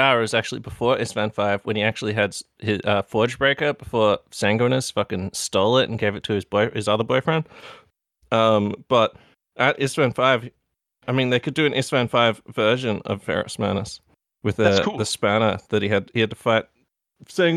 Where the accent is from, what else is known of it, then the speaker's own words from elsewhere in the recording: Australia; From Australia.